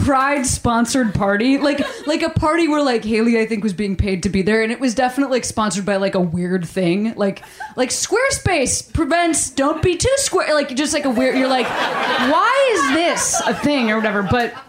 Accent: Australia; You're like, I'm just Australian.

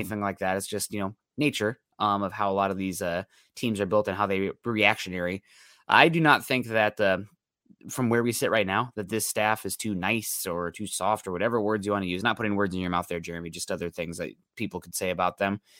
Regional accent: Midwest, United States; growing up in the Midwest

